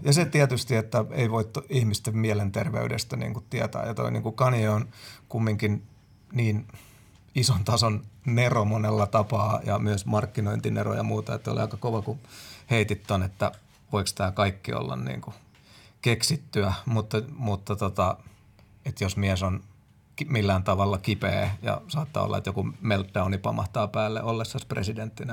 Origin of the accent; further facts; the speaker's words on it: Finland; me ollaan Suomesta